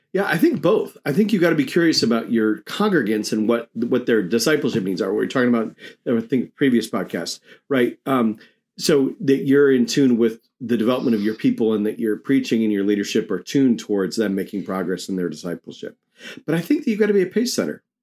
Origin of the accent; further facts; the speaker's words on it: New York, United States; I grew up in New York